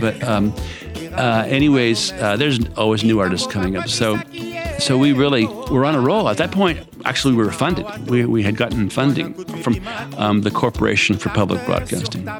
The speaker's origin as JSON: {"language": "English", "country": "United States", "tie": "born or raised there", "also_born_or_lived": "Alaska", "moved": "yes", "said": "I grew up right on the Potomac River, and I was all up and down the Potomac River all the time as a kid"}